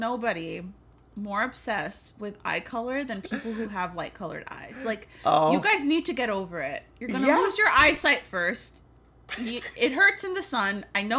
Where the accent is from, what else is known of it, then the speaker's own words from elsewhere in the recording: New York City, New York, United States; I'm also from the Bronx.